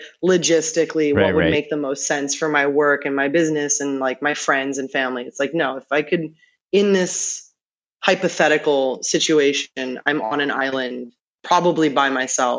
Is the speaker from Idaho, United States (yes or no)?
no; New York, United States; now in Los Angeles, United States; I was born and raised in New York